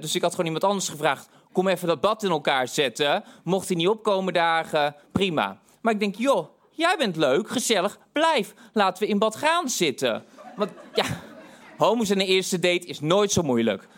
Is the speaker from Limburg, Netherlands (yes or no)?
no; Tilburg, North Brabant, Netherlands; ik kwam uit Tilburg